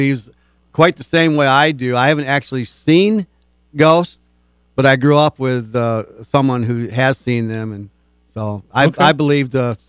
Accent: Moline, Michigan, United States; also born or lived in Grand Rapids, Michigan; Where I grew up in Moline, Michigan, we had more churches than we did gas stations or anything else.

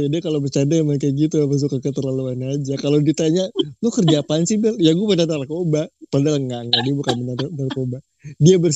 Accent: Jakarta, Indonesia; kalau kami ya orang Jakarta menganggap Holy Wings itu sebagai tempat makan sih

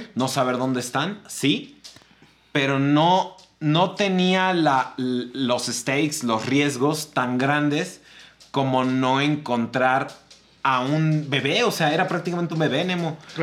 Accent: Mexico; yo soy mexicano, o sea, yo sé cómo es mi abuelita

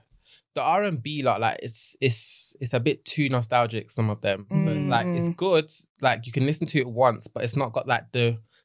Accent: Birmingham, West Midlands, United Kingdom; accent: Birmingham; Then I've got my Birmingham accent

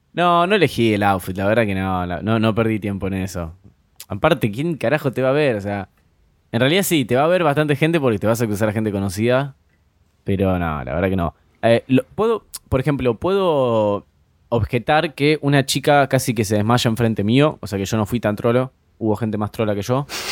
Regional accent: Rosario, Santa Fe, Argentina; como rosarino

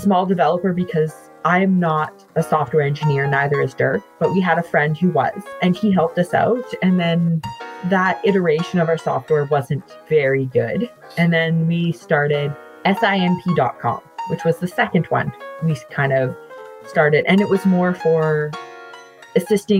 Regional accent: Calgary, Alberta, Canada; moved away as an adult; also born or lived in Saskatoon; I grew up in Calgary, Alberta

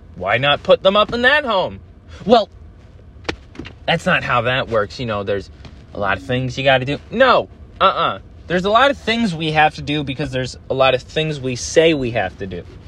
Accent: United States; I grew up in America

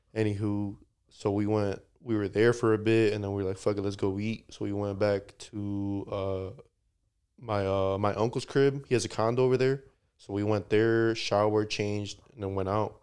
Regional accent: United States; they know I'm American

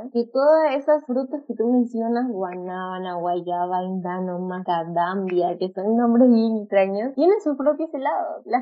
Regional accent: Lima, Peru; como limeña

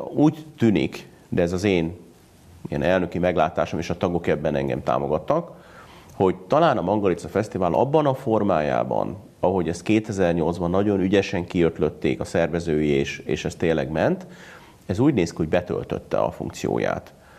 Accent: Hungary

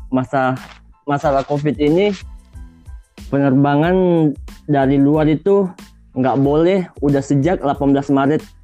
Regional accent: Makassar, South Sulawesi, Indonesia; now in Kazan, Russia; Saya dari Makassar. Saya kuliah di Kazan Federal University, tepatnya di kota Kazan

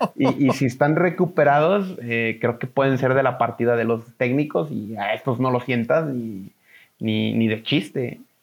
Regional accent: Mexico; somos mexicanos

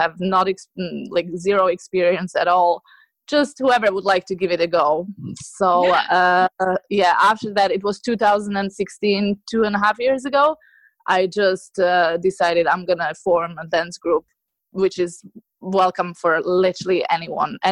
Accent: Slovakia; moved away as an adult; now in Ireland; I moved to Ireland about 12 years ago. And before that, I'm from Slovakia

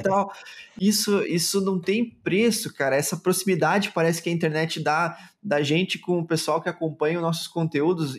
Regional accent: Chapecó, Santa Catarina, Brazil; sou de Chapecó, Santa Catarina.

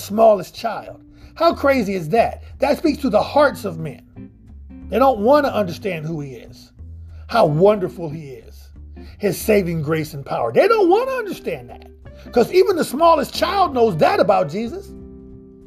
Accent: Midwest, United States; I grew up in the Midwest in the United States.

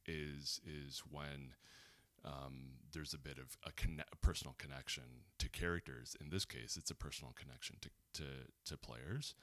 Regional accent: Los Angeles, California, United States; growing up in Los Angeles, being adjacent to Hollywood

